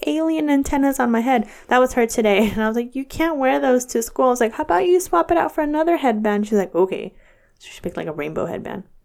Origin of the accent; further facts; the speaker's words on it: Dixon, California, United States; my hometown of Dixon, California